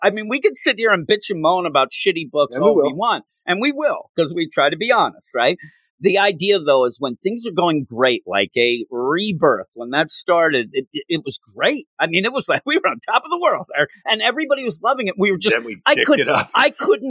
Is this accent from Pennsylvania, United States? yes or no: yes; Philadelphia, Pennsylvania, United States; me and you team up because, you know, we're from Philadelphia.